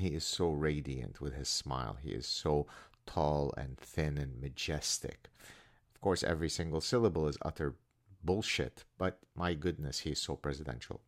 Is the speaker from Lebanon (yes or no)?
yes; Lebanon; moved away; my cousin, who was my closest friend growing up in Lebanon